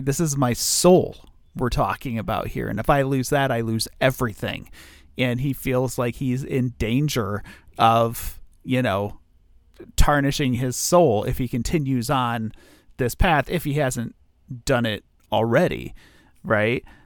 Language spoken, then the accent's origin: English; United States; I'm American